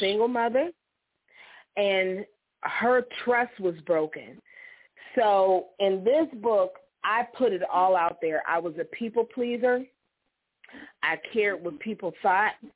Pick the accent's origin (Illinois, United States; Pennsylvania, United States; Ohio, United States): Ohio, United States; Struthers; I grew up in St. John AME Church in Struthers, mm-hmm. Ohio, little church on the hill.